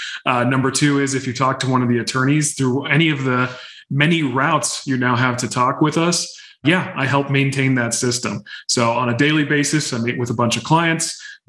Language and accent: English; Georgetown, Texas, United States; Yeah, I grew up in Georgetown, so just north of Austin.